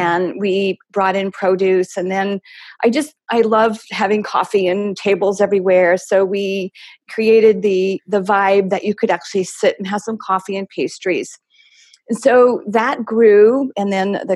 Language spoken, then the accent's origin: English; East Coast, United States; also born or lived in Scottsdale, Arizona; now in Arizona, United States; Originally back east, Michael and I both